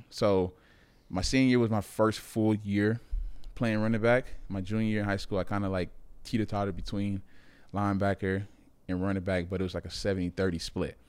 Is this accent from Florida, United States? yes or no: yes; Miami, Florida, United States; moved away; I'm from Miami